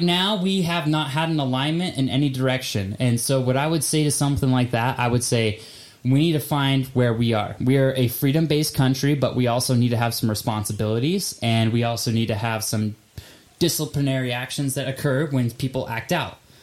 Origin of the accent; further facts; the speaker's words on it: Nampa, Idaho, United States; moved away as an adult; now in Utah, United States; I'm from Nampa, Idaho